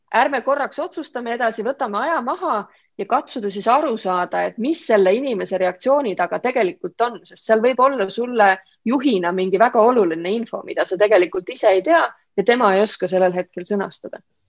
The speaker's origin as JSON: {"language": "Estonian", "town": "Olustvere", "region": "Viljandi County", "country": "Estonia", "tie": "born or raised there", "also_born_or_lived": "Võhma", "said": "ma olen pärit pisikesest kohast, äh, Olustverest, mis on Viljandimaal"}